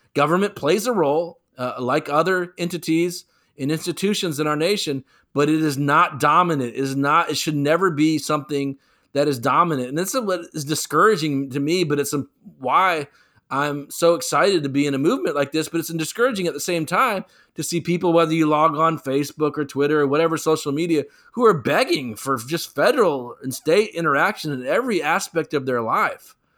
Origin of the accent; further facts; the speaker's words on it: North Carolina, United States; as people of North Carolina